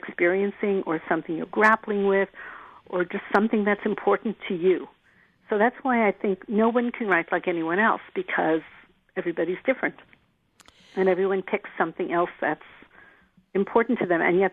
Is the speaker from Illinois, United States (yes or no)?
no; New York City, New York, United States; also born or lived in Germany; my parents moved to New York, so I'm from Manhattan